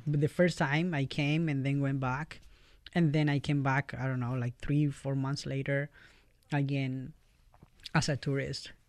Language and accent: English; Valparaíso, Chile; English is a second language; moved away as an adult; now in Fort Wayne, United States; I'm from Chile, uh, all the way in South America